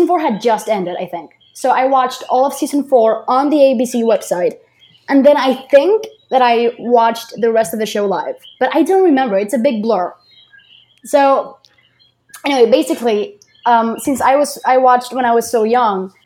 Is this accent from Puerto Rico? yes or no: yes; Puerto Rico; English is a second language; I'm from Puerto Rico.